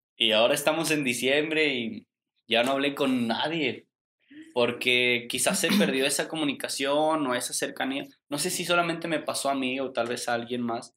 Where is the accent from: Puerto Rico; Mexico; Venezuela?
Mexico; nosotros como mexicanos